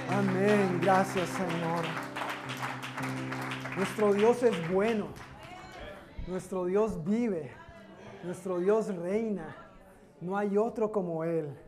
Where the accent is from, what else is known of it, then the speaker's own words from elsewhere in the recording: Colombia; soy de Colombia también. ¿De Barranquilla? Ah, bueno, no soy de Barranquilla, pero.